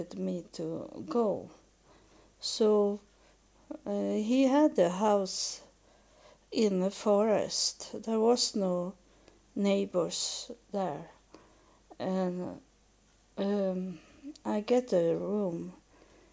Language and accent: English; Sweden; English is a second language; moved away as an adult; now in United States; I come from Sweden